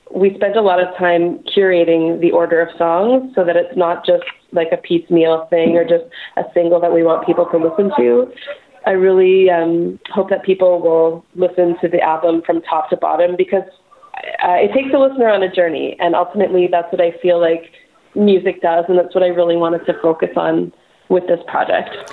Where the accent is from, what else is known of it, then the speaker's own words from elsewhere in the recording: Montreal, Quebec, Canada; moved away as an adult; now in Vancouver, Canada; Montreal, born and raised